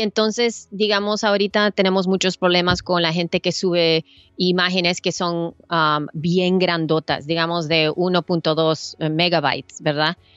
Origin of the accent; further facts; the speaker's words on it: El Salvador; now in United States; yo soy salvadoreña, yo vengo de Salvador